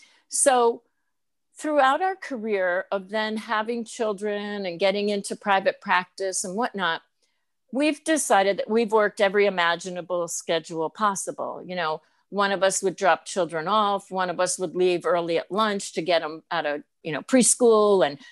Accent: Albany, New York, United States; moved away as an adult; also born or lived in Georgetown; now in Rutland, United States; The Albany, New York area.

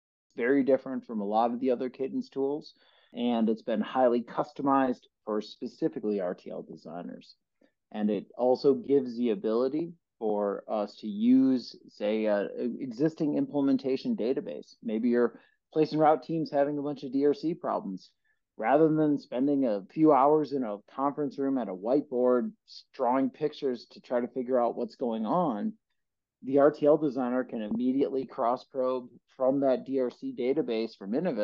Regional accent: Osseo, Wisconsin, United States; now in Oregon, United States; I hail from the North Woods of Wisconsin, small town just outside of Chippewa Falls called Osseo, Wisconsin

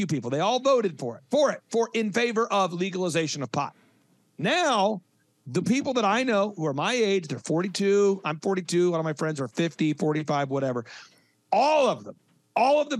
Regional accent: Oklahoma, United States; I grew up in Oklahoma, I was born in Oklahoma, born 1980

